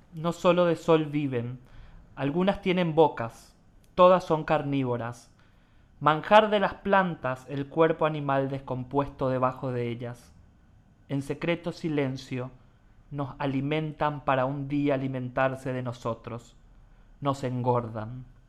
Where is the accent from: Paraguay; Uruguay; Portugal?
Paraguay